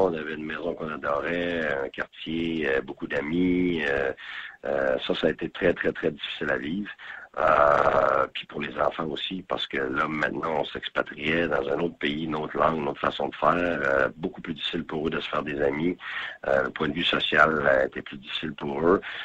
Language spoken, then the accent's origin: French; Quebec, Canada; moved away as an adult; also born or lived in Ontario / Temple; Ils étaient tout petit quand on est parti du Québec.